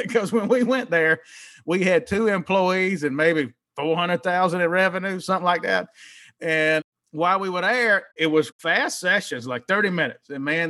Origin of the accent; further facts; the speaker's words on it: Mississippi, United States; moved away as an adult; now in New Orleans, United States; And I'm from Mississippi, but I always loved New Orleans.